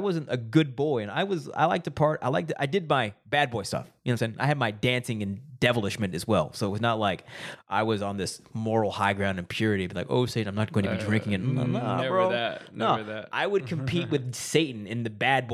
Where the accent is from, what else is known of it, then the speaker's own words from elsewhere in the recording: Arkansas, United States; I grew up in Arkansas.